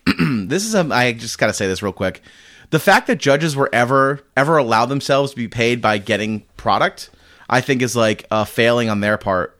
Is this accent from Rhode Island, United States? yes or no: yes; Rhode Island, United States; now in Massachusetts, United States; I grew up in Rhode Island and live in Mass